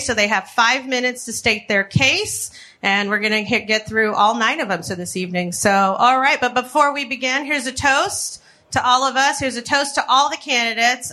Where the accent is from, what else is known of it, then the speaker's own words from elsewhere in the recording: Chicago, Illinois, United States; I'm a Chicagoan